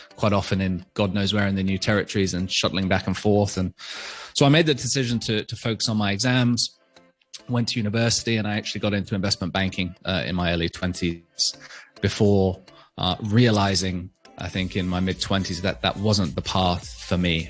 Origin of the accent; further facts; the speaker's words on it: Hong Kong; I was born and raised in Hong Kong as a, as a fairly typical international school kid.